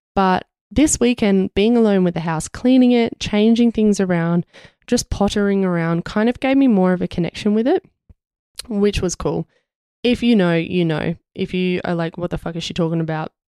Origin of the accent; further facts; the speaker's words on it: Australia; being Australian